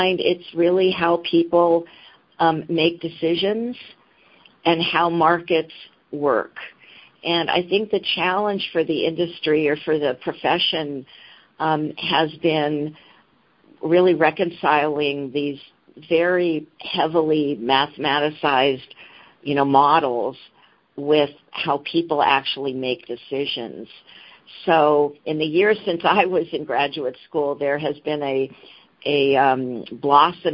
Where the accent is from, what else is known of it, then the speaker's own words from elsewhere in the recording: Long Beach, California, United States; also born or lived in Hollywood, Los Angeles / Philadelphia / East Coast; we eventually moved to Long Beach